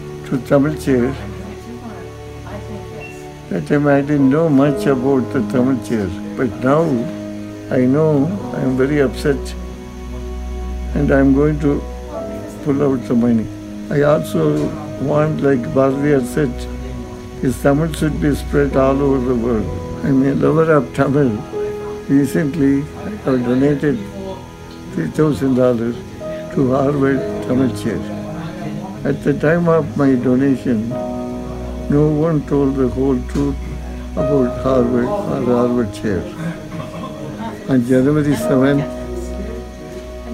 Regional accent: Yangon, Yangon Region, Myanmar; also born or lived in New Jersey; now in United States; In my early days, I was in Burma, Rangoon.

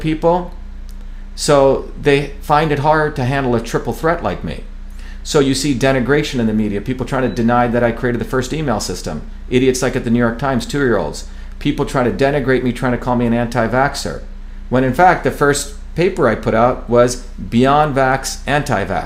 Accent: India; moved away; I grew up in India

